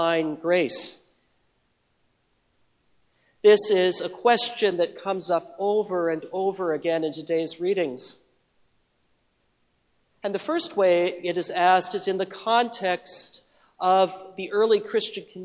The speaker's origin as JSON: {"language": "English", "region": "Midwest", "country": "United States", "tie": "born or raised there", "said": "little congregation that I grew up in the Midwest"}